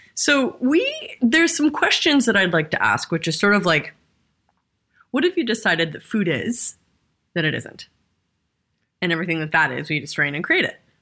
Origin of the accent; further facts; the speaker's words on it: Southern California, United States; I grew up in Southern California